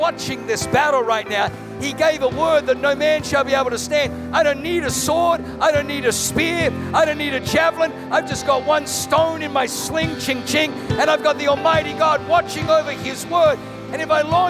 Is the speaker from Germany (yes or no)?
yes; Germany; I was born in Germany